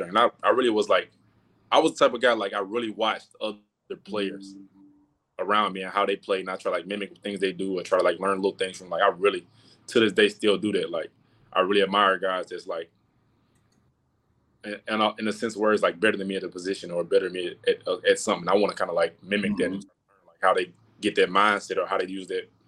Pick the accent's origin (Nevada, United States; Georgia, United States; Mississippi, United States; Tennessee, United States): Georgia, United States; Atlanta; born and raised in Atlanta